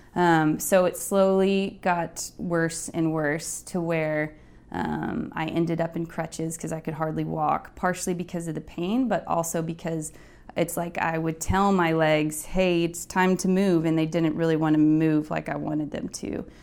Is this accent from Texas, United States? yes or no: yes; Midland, Texas, United States; moved away as an adult; now in New York, United States; I grew up in West Texas in a town called Midland, which is relatively small